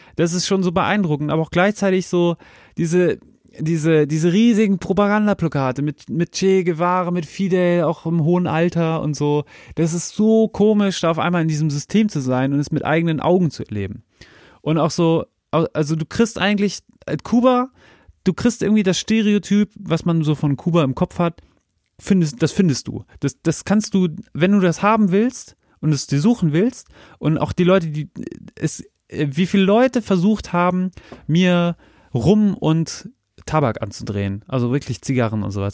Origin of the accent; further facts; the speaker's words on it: Germany; dass ich so aus Deutschland komme